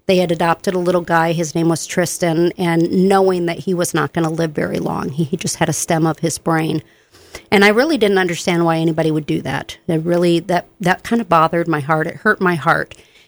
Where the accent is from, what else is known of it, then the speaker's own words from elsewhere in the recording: Benton Harbor, Michigan, United States; also born or lived in Southern Illinois; now in Bemidji, United States; but I'm from Michigan, Benton Harbor, St. Joe, Michigan, and I was an Air Force brat as well, so I lived in Southern Illinois for a while.